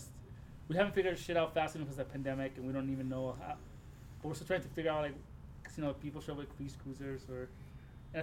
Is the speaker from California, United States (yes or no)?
yes; Los Angeles, California, United States; also born or lived in Mexico; I grew up in Sylmar, and like part of the thing was that you're like so close to the mountains